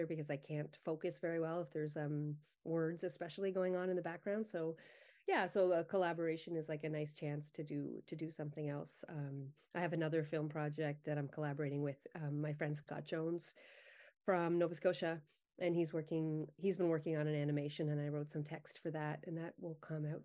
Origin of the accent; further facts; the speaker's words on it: Summerside, Prince Edward Island, Canada; moved away as an adult; also born or lived in Halifax / Ottawa / Vancouver / Montreal; I grew up in Summerside. I left when I was 18 and I moved around a little bit. I, I went to Halifax for a bit, but then on to Ottawa and then Vancouver. Um, and I moved back for a brief stint uh, on PEI when I was in my earlier 20s